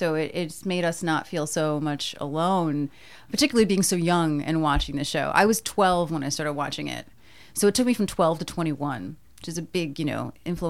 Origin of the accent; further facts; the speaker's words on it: Scotch Plains, New Jersey, United States; I'm from Scotch Plains, New Jersey.